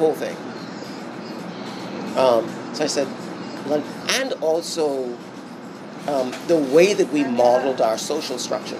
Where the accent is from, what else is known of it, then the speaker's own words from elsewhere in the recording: Bahamas; Because I grew up in the British system. {S1} Okay. {S2} Right? Having grown up here in the Bahamas.